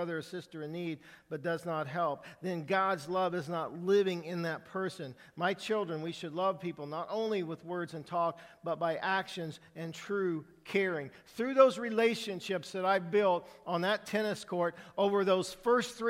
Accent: Indiana, United States; moved away; I am from Indiana

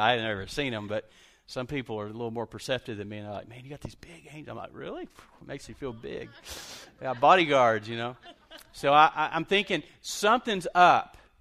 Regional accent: Lubbock, Texas, United States; now in Abilene, United States; I grew up in Lubbock, Texas

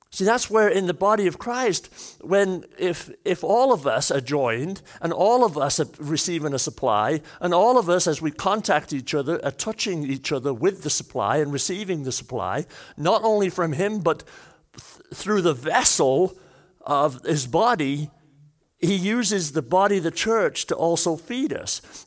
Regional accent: Wales, United Kingdom; I'm Welsh

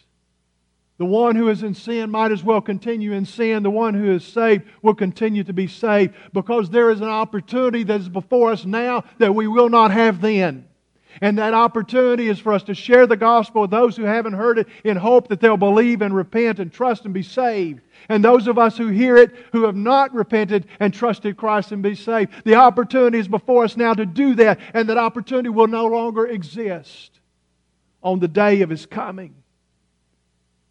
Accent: United States; accent: hillbilly; my native tongue, which is hillbilly

